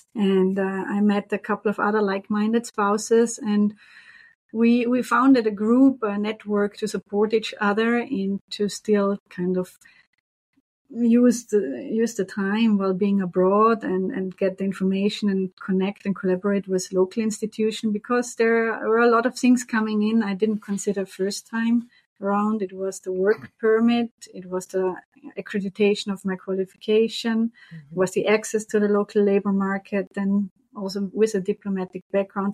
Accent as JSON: {"language": "English", "region": "Vorarlberg", "country": "Austria", "also_born_or_lived": "Brussels, Belgium", "moved": "as an adult", "lives_now": "Montreal, Canada", "said": "originally, I'm from Austria"}